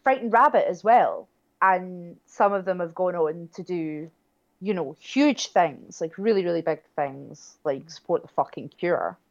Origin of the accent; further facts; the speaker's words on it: near Kilsyth, Scotland, United Kingdom; I grew up not far from where they're from